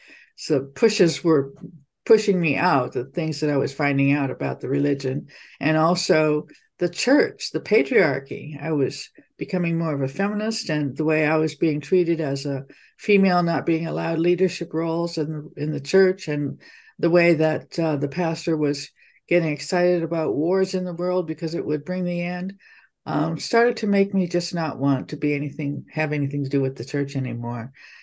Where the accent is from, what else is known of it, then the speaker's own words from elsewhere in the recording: Taiwan; moved away as an adult; also born or lived in Hong Kong; I was born in Hong Kong and grew up in Taiwan. And as a teenager, went to a Christian boarding school